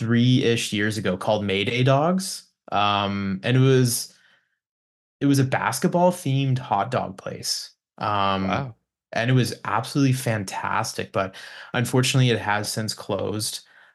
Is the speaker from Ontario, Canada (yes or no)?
no; Hinton, Alberta, Canada; now in Edmonton, Canada; I'm from Hinton, so I'm used to them.